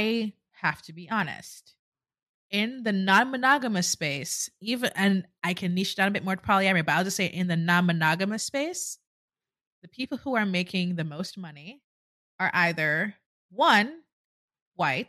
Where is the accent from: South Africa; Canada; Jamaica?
Jamaica; moved away as an adult; now in United States; I'm Jamaican, born and raised